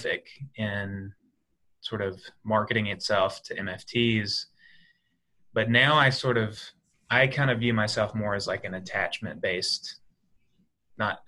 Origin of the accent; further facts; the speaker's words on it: Alabama, United States; moved away as an adult; also born or lived in West Texas; now in Philadelphia, United States; I grew up in Alabama and then I lived in West Texas for 2 years.